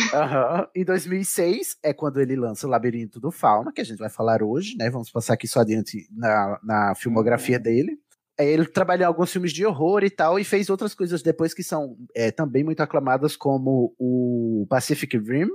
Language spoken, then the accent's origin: Portuguese; Brazil; a gente, enquanto brasileiro